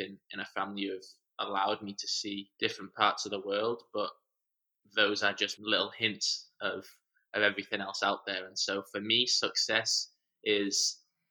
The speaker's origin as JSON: {"language": "English", "town": "San Diego", "region": "California", "country": "United States", "tie": "born or raised there", "also_born_or_lived": "Manchester, England / Arizona / Portland, Oregon", "said": "Grew up a lot of my life in San Diego"}